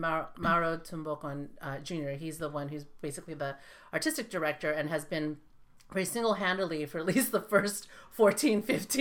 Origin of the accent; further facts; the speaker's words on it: Philippines; this weekend, I'm also I'm Filipina.